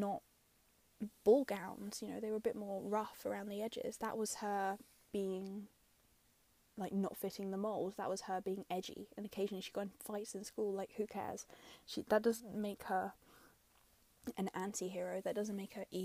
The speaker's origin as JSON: {"language": "English", "region": "London", "country": "United Kingdom", "said": "I'm from London"}